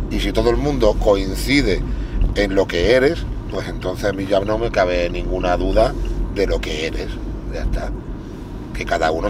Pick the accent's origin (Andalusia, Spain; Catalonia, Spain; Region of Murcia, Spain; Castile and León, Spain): Andalusia, Spain; Málaga; Yo soy el papi de Málaga